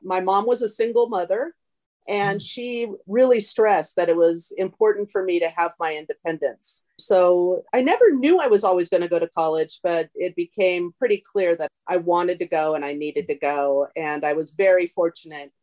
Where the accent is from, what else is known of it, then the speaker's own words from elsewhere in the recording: Huntington Beach, California, United States; My family moved to Huntington Beach in 1968